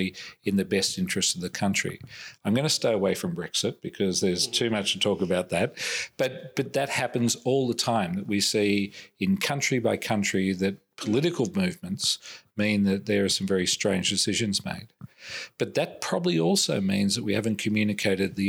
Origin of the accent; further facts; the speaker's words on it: Australia; I'm Australian